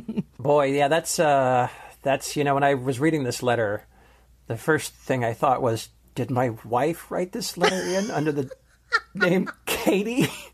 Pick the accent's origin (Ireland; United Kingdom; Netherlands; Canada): Canada; now in United States; We live in the States, but I'm from Canada and have no family close by.